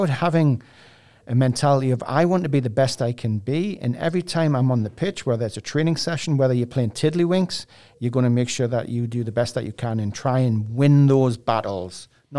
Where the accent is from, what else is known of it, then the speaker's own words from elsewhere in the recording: England, United Kingdom; I watched him as a kid growing up in England.